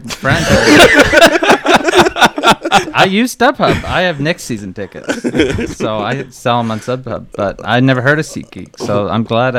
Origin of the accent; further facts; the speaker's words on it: Ontario, Canada; moved away as an adult; also born or lived in Windsor, Ontario; now in Vancouver, Canada; I'm from Ontario, and she's from here, and from Windsor, Ontario, where I was living.